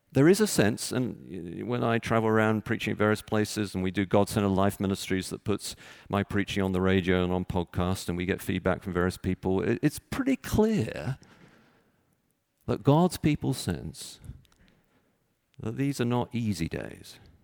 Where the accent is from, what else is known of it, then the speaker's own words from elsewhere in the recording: Texas, United States; now in Chicago, United States; I was born in Texas